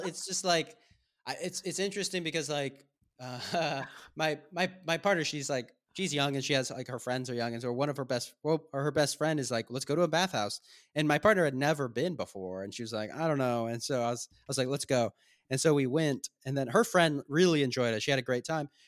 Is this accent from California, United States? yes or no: yes; Southern California, United States; moved away as an adult; also born or lived in Maine; now in Budapest, Hungary; I grew up, spent twenty-three years of my life in Southern California, and then I moved to Maine